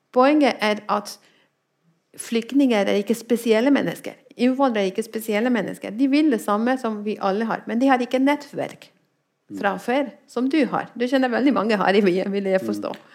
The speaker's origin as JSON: {"language": "Norwegian", "country": "Spain", "second_language": "Norwegian", "moved": "yes", "lives_now": "Norway", "said": "jeg kommer fra Spania"}